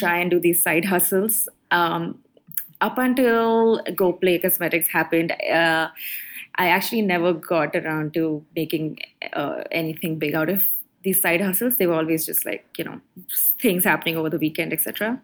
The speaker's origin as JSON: {"language": "English", "town": "Mumbai", "region": "Maharashtra", "country": "India", "tie": "born or raised there", "moved": "as an adult", "lives_now": "Singapore", "said": "grow up in Bombay"}